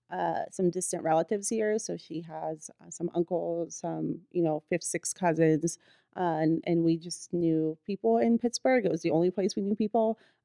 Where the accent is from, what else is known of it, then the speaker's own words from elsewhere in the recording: Bulgaria; born there; I was born in Bulgaria, which is a small country in Eastern Europe. And my parents are actually Syrian.